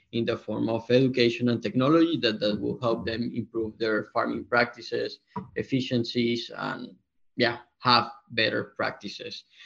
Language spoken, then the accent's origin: English; Colombia; moved away as an adult; also born or lived in London; we are originally from Colombia